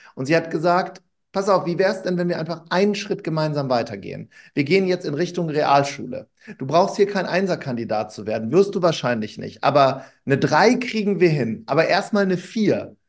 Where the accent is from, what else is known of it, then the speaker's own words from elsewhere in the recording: Wuppertal, North Rhine-Westphalia, Germany; ich bin in Wuppertal groß geworden